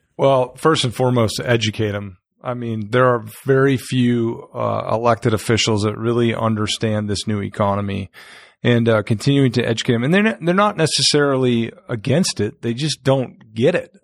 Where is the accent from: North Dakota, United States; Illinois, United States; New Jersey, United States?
North Dakota, United States; moved away as an adult; also born or lived in Fishers, Indiana; now in Indianapolis, United States; I'm not from Indiana. I'm from North Dakota.